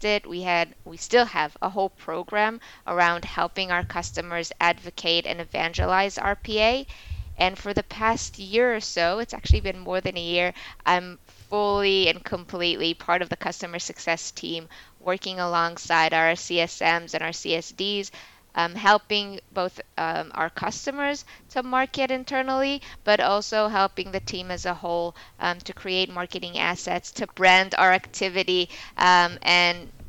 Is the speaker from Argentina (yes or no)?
no; Israel; moved away as an adult; now in New York, United States; We were both born and raised in Israel